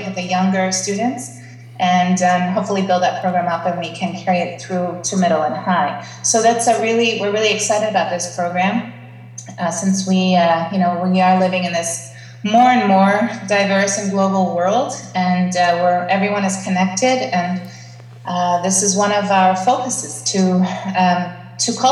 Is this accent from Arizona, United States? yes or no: no; Baltimore, Maryland, United States; moved away as an adult; now in Athens, Greece; I grew up in Baltimore, Maryland. I was born and raised there